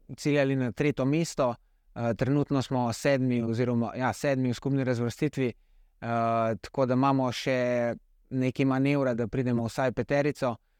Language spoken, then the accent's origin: Slovenian; Slovenia; sem edini slovenc na dirki